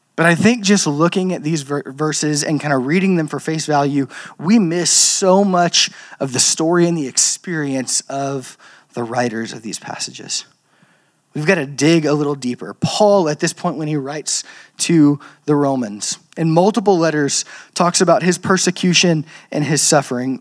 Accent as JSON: {"language": "English", "region": "Louisiana", "country": "United States", "tie": "born or raised there", "said": "I'm from Louisiana, um, the land of cultural Christianity"}